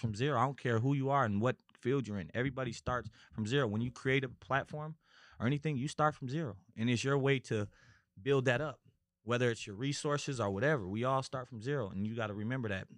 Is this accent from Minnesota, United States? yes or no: yes; Minneapolis, Minnesota, United States; moved away as an adult; also born or lived in California; I'm originally from Minis-, Minnesota, Minneapolis, Minnesota